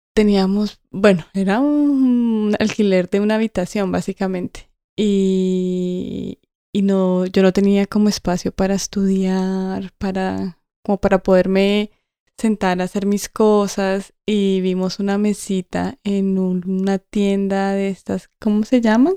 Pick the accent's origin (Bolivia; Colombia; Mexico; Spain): Colombia; now in England, United Kingdom; soy colombiana